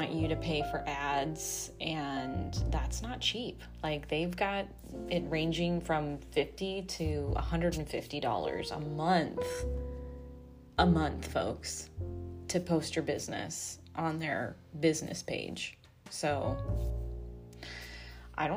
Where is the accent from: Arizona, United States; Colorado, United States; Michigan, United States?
Arizona, United States; now in Austin, United States; My home state is Phoenix or Arizona